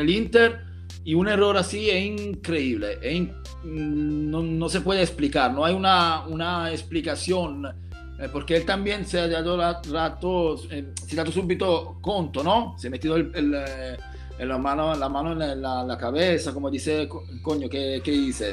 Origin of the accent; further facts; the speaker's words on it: Pescara, Abruzzo, Italy; Spanish is a second language; mi pescara, mi, mi pueblo, mi ciudad